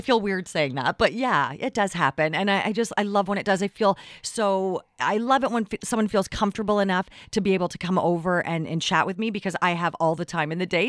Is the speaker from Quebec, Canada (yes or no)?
no; Richmond, British Columbia, Canada; I grew up in Richmond